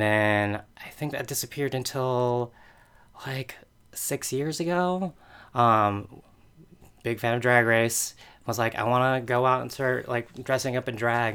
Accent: Rancho Palos Verdes, California, United States; born or raised there; moved away; also born or lived in Torrance, California

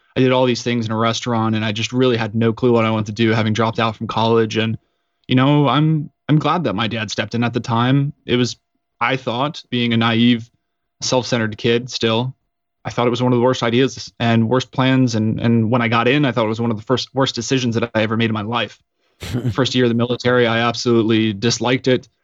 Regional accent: Woodland Park, Colorado, United States; I'm from Colorado at a small town called Woodland Park, which is about eighty-five hundred feet up in the mountains

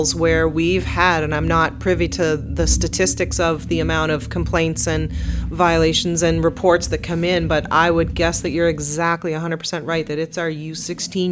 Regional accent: Truro, Nova Scotia, Canada; moved away; my hometown of Truro

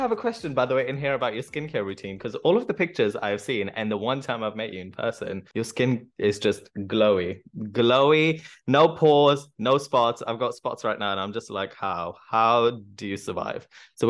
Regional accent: United Kingdom; born there; Being a British-born Bengali origin, it was wonderful to write about the story that is close to my personal experience and heart.

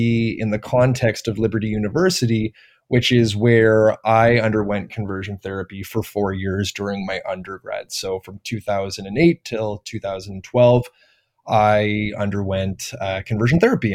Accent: Toronto, Ontario, Canada; I was born and raised in Toronto

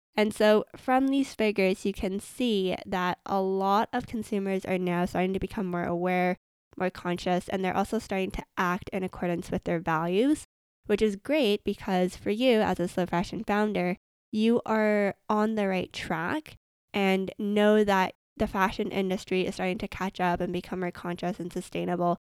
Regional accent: Vancouver, British Columbia, Canada; I'm from Vancouver, Canada

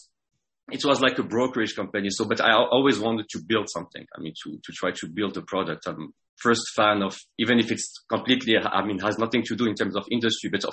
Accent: Casablanca, Casablanca-Settat, Morocco; accent: French accent; English is a second language; moved away as an adult; also born or lived in France; I was born in Morocco, Casablanca, 35 years ago.

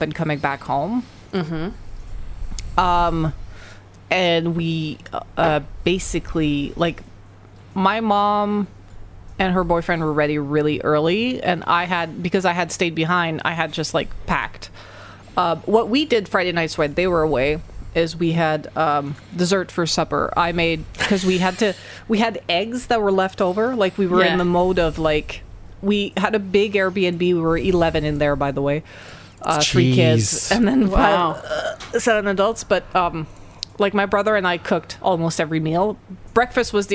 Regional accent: Montreal, Quebec, Canada; we're all from Montreal and this area

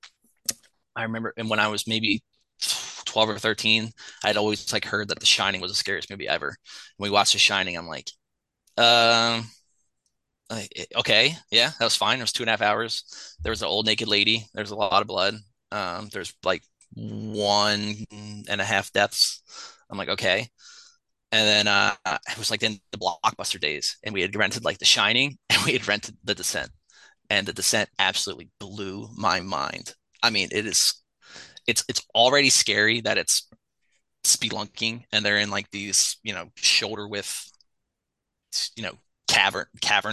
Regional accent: Philadelphia, Pennsylvania, United States; I'm a Philadelphian. I'm from Philadelphia.

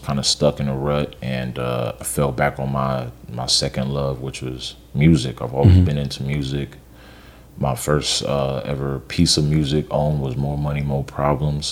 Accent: Cleveland Heights, Ohio, United States; now in Miami, United States; I'm from Cleveland, Ohio, mm-hmm, Cleveland Heights, Ohio

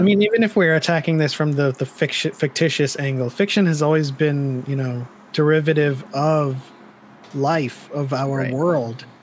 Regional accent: East Coast, United States; I grew up on the East Coast

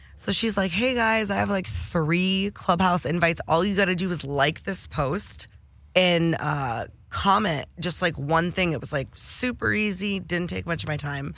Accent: Detroit, Michigan, United States; I'm from Detroit

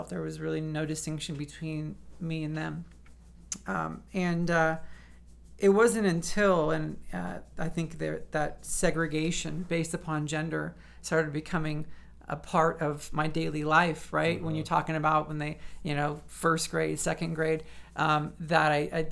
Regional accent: San Francisco area, California, United States; moved away as an adult; also born or lived in Manhattan, New York; now in Phoenix, United States; I grew up in the shadow of San Francisco.

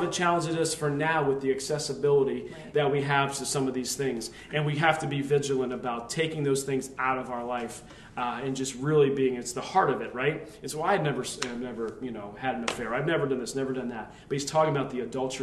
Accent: Lehigh Valley, Pennsylvania, United States; we grew up there in the Lehigh Valley

